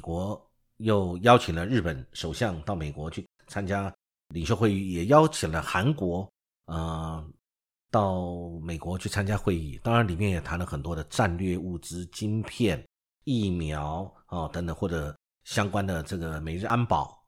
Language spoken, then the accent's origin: Chinese; Taiwan; 对于我们台湾这边